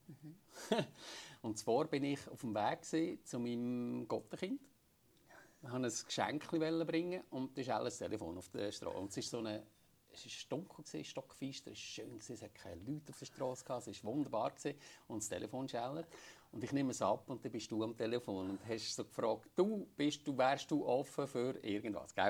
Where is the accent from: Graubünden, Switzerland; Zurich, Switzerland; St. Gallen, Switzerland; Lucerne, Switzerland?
Lucerne, Switzerland; Schüpfheim; ein Schöpf heim, meine Heimatgemeinde